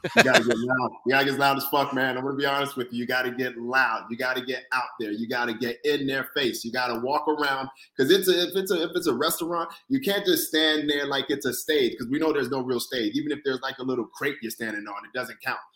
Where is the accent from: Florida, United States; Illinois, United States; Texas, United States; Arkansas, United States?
Florida, United States; moved away as an adult; also born or lived in Brooklyn, New York; now in New York, United States; born in Brooklyn, but raised in Florida